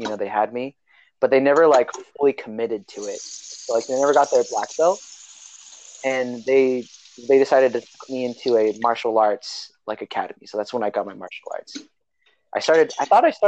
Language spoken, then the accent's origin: English; Salinas, California, United States; also born or lived in Hayward, California; my parents moved back to their hometown, Salinas, California. And I lived in Salinas, California for 8 years of my life.